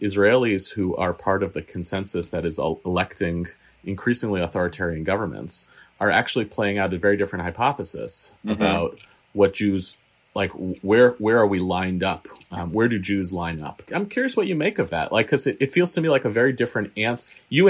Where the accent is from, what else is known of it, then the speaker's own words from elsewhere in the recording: United States; as an American Jew